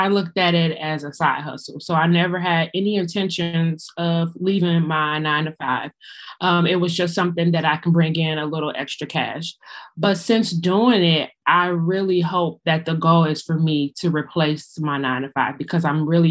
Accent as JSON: {"language": "English", "town": "Chicago", "region": "Illinois", "country": "United States", "said": "I am from the Windy City, Chicago."}